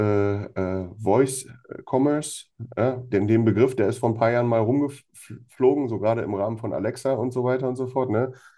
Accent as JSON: {"language": "German", "country": "Germany", "said": "bei uns in Deutschland"}